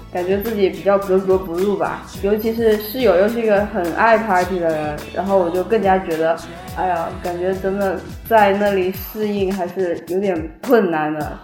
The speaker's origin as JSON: {"language": "Chinese", "town": "Nanchang", "region": "Jiangxi", "country": "China", "moved": "as an adult", "lives_now": "Montreal, Canada", "said": "我是南昌人"}